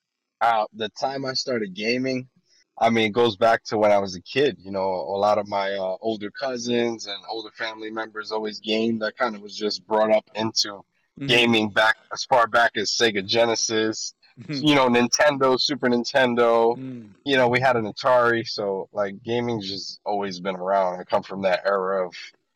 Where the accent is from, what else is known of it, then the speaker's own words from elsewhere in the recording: Northeast, United States; I'm from the Northeast, you know, when you grow up, where it gets cold in the winters.